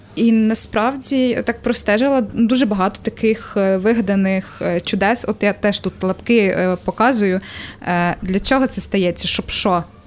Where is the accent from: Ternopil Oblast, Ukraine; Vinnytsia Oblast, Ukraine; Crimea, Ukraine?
Ternopil Oblast, Ukraine; Тернопільщина, це моє, моя мала батьківщина